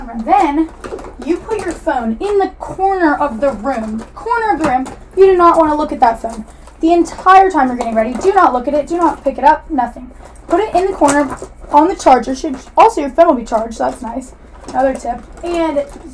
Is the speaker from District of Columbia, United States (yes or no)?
no; Atlanta, Georgia, United States; I'm from Atlanta, so I have the Atlanta lingo